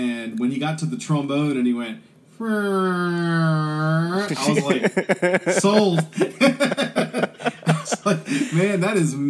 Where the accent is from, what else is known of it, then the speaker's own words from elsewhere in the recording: Richmond, Virginia, United States; also born or lived in Sandston, Virginia; I'm a native of Richmond, Virginia. I grew up in the East End. My dad was an air traffic controller at the airport. He wanted to live close to the airport. So I grew up in Sandston, went to Highland Springs High School